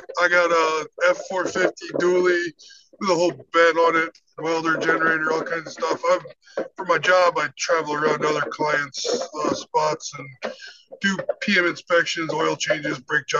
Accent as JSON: {"language": "English", "region": "Central Illinois", "country": "United States", "tie": "born or raised there", "moved": "yes", "lives_now": "Florida, United States", "said": "I'm originally from Central Illinois"}